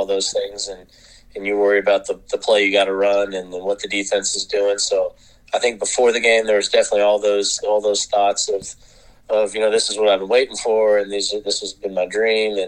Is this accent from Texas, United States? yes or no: no; Fayetteville, Arkansas, United States; I grew up in Arkansas